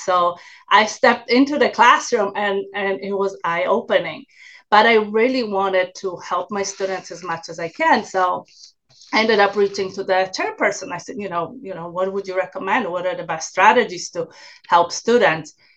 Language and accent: English; Poland; English is a second language; moved away; also born or lived in New York; I originally uh, came from Poland so that's that's my accent